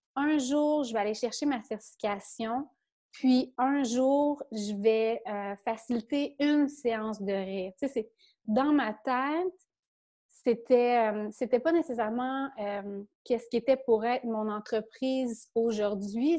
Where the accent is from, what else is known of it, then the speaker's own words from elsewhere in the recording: a small village in Quebec, Canada; je viens d'un petit village, moi, au Québec